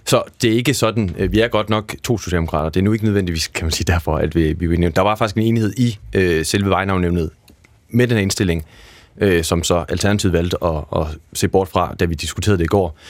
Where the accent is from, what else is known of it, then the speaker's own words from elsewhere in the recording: Aarhus, Central Denmark Region, Denmark; now in Copenhagen, Denmark; jeg er selv fra Aarhus, set, og der er vokset op i et område, der er opkaldt efter nordsjællandske øh, byer. Jeg er opvokset okay. på Ordrupvej